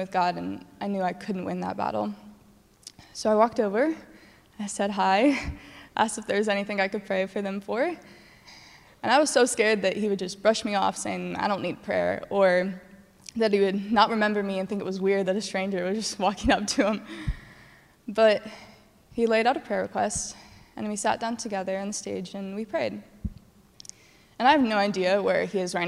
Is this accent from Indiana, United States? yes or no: yes; Greenwood, Indiana, United States; Greenwood, Indiana. And that's my hometown.